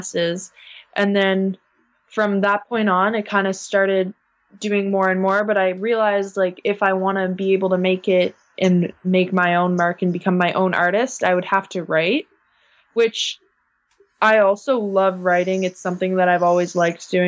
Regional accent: Guelph, Ontario, Canada; I'm from this place that nobody knows in Canada called Guelph

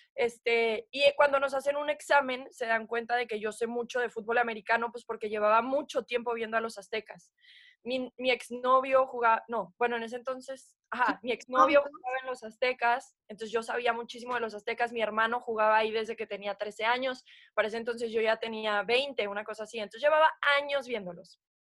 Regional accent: Puebla, Mexico; also born or lived in United States; now in Mexico City, Mexico; yo nací en Puebla, crecí en Puebla

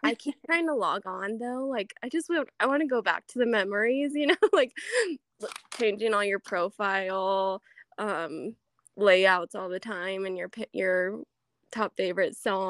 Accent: Rifle, Colorado, United States; also born or lived in Grand Junction, Colorado; I'm born and raised actually just in Rifle, Colorado.

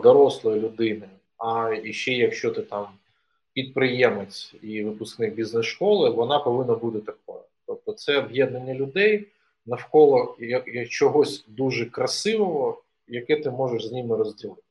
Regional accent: Donetsk Oblast, Ukraine; moved away as an adult; now in Kyiv, Ukraine; Я народився на Донеччині, закінчив там школу. Приїхав до Києва

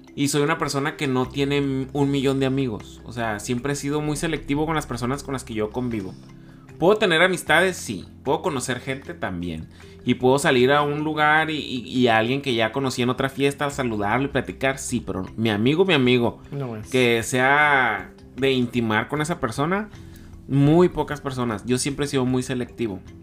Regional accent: Culiacán, Sinaloa, Mexico; moved away as an adult; now in Tijuana, Mexico; al momento de que yo decidí soltarme de, mi tierra, que no nada más solté a mi familia, solté a mis amigos, solté a, a mi vida que tenía en Culiacán

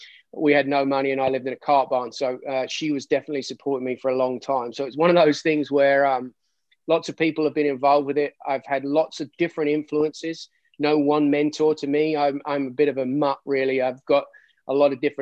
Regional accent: Surrey, South East England, United Kingdom; moved away as an adult; also born or lived in Hattiesburg, Mississippi / US South; now in United States; I'm originally from England, the UK, lots of people, just Surrey, just south of London, basically about 10 miles from the center of London.

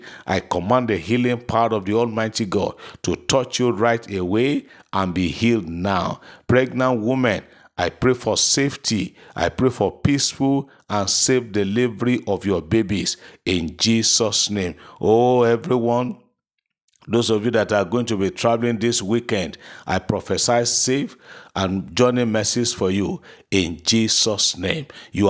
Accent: Abia, Nigeria; from Abia State.

